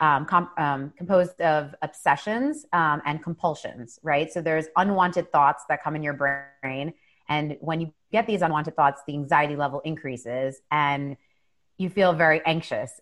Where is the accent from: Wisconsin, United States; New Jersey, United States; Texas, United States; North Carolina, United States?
New Jersey, United States; now in New York City, United States; I was born and raised here